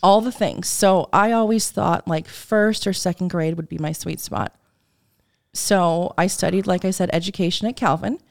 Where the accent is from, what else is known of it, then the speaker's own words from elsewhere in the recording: Wheaton, Illinois, United States; I was born and raised in Wheaton, Illinois